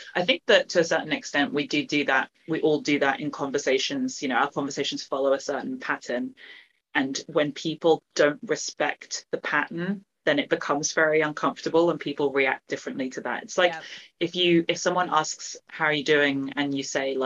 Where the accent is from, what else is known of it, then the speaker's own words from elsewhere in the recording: London, United Kingdom; also born or lived in Hong Kong; South London was where I grew up